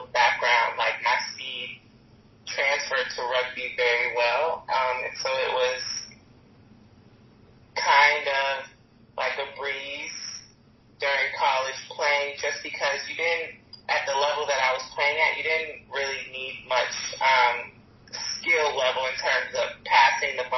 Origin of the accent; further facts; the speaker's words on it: Charlotte, North Carolina, United States; also born or lived in Beaufort, South Carolina; My dad was in the military, so we moved around a lot before the age of 10, where I moved to Charlotte, North Carolina